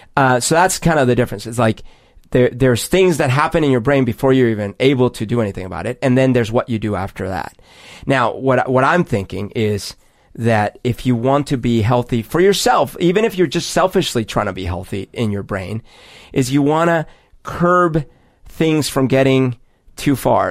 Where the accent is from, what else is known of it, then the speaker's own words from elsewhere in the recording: Colombia; moved away; growing up in Columbia